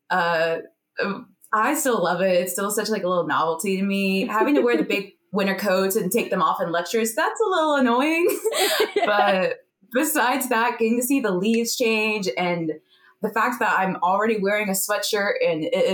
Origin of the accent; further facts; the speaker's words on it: Florida, United States; moved away as an adult; now in Syracuse, United States; I grew up in Florida, so I never really experienced seasons.